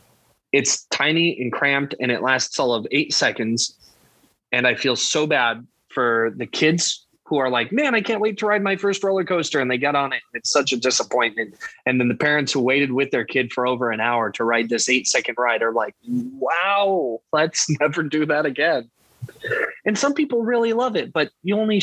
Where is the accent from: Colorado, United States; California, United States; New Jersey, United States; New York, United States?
Colorado, United States; growing up in Colorado